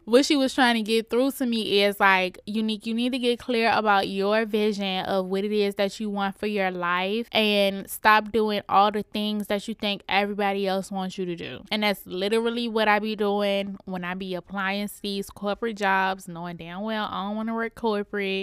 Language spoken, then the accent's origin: English; Richmond, Virginia, United States; I'm coming to y'all straight outta Richmond, Virginia, my hometown